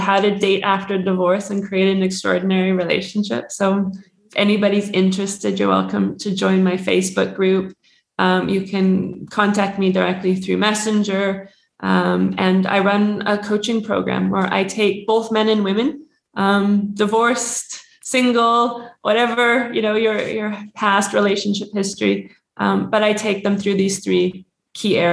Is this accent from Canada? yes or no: yes; Canada; I'm Canadian